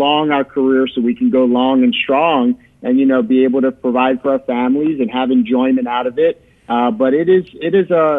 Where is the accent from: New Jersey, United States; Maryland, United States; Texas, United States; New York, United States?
Maryland, United States; Baltimore; moved away as an adult; now in Chicago, United States; I'm originally from Baltimore